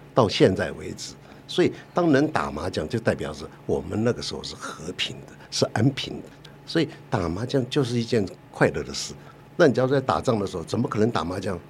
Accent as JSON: {"language": "Chinese", "region": "Taipei", "country": "Taiwan", "tie": "born or raised there", "said": "我是台北市长大"}